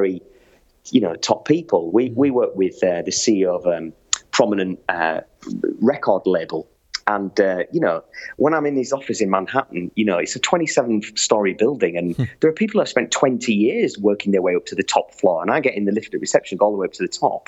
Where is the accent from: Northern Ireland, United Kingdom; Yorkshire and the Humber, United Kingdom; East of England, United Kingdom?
Yorkshire and the Humber, United Kingdom; York; moved away; I was an elected councillor in my hometown of York.